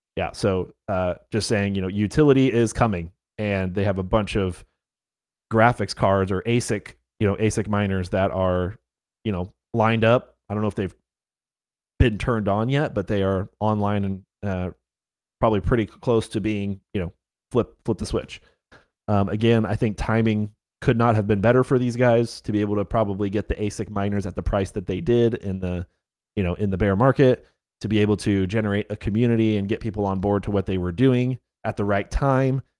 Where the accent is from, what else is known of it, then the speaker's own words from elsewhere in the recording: North Carolina, United States; yes, I am from North Carolina. I live in Raleigh